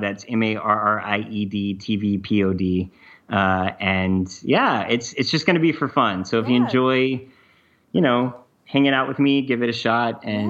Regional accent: the South, United States; Andrea and I, my wife, we're both from the South, and we got engaged in Charleston, actually.

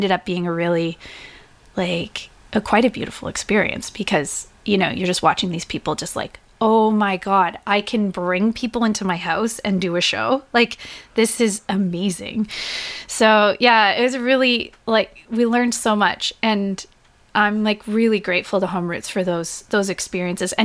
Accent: Whitby, Ontario, Canada; I grew up in Whitby, Ontario, which is just east of Toronto.

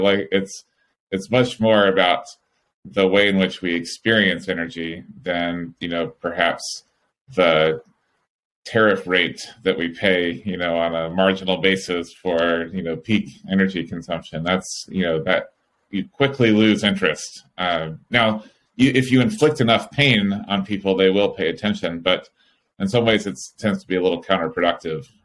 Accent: California, United States; as a Californian

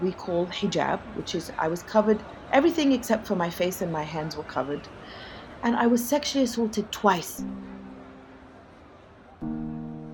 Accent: Egypt; now in New York City, United States; being born and raised in Egypt

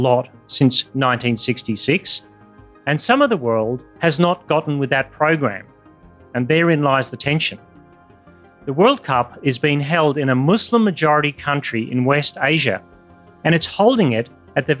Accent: Australia; my home country of Australia

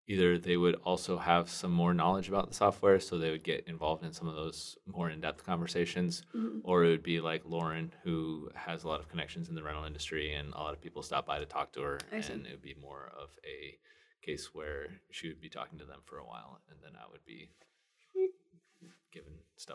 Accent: West Coast, United States; because I wanted to go to Anaheim because I'm from the West Coast and it's a fun place to be.

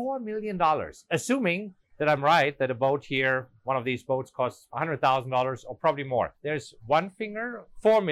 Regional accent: Germany; English is a second language; moved away as an adult; now in United States; I'm an immigrant. You know, I'm German. I came from Germany

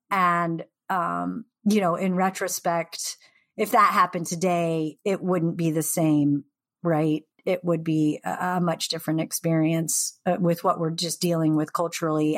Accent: Seattle, Washington, United States; also born or lived in the Northwest; I grew up in Seattle, like, you know, during the grunge era

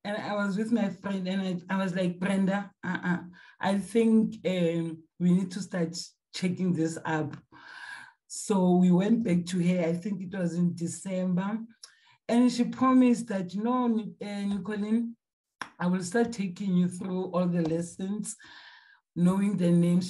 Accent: Gauteng, South Africa; I'm from South Africa.

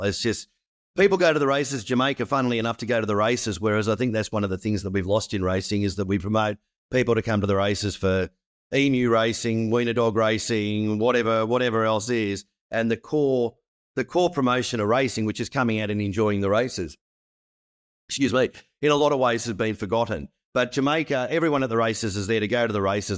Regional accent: Australia; as an Australian

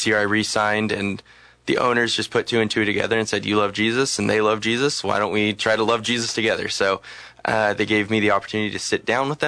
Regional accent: Los Angeles, California, United States; now in Salem, United States; I'm from Los Angeles

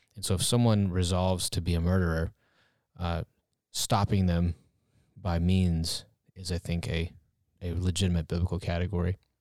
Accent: United States; as a American people

